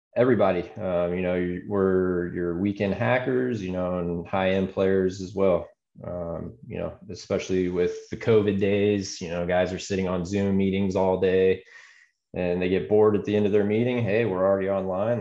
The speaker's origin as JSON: {"language": "English", "town": "Atlanta", "region": "Georgia", "country": "United States", "tie": "born or raised there", "also_born_or_lived": "Arizona", "moved": "yes", "said": "I grew up out of just outside Atlanta and went to Arizona State University"}